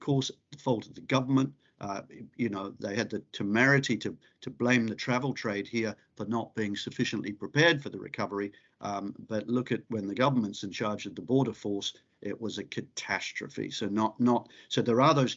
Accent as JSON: {"language": "English", "region": "South Island", "country": "New Zealand", "said": "I come from the South Island"}